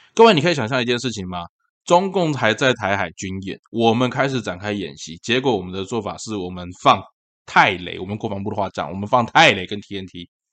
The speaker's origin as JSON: {"language": "Chinese", "region": "Tainan", "country": "Taiwan", "tie": "born or raised there", "said": "因为这件事情发生在台南，然后又是在我的老家安南区"}